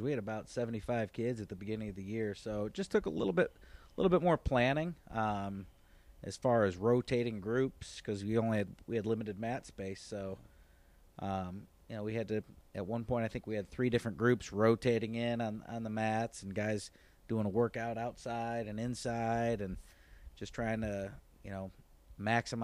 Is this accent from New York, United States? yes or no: yes; Auburn, New York, United States; moved away as an adult; also born or lived in Brockport, New York / Summerville, South Carolina; now in Fort Mill, United States; I am from upstate New York, right outside of Syracuse, Auburn, New York, originally. So I went to school at Auburn High School